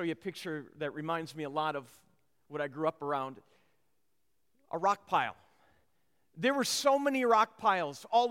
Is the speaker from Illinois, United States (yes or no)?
no; Minnesota, United States; I grew up in Minnesota